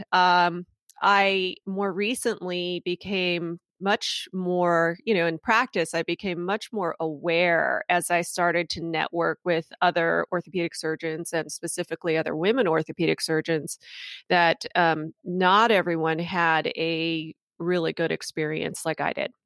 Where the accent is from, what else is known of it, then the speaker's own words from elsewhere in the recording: Hacienda Heights, California, United States; moved away as an adult; also born or lived in Freehold, New Jersey / Philadelphia; Greater Los Angeles, I grew up in Hacienda Heights